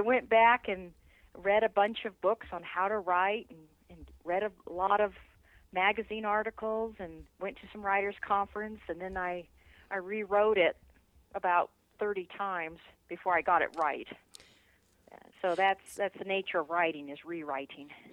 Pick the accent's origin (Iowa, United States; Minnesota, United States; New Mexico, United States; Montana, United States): New Mexico, United States; now in Colorado Springs, United States; I grew up in New Mexico, and uh, loved growing up there, and I love living in Colorado.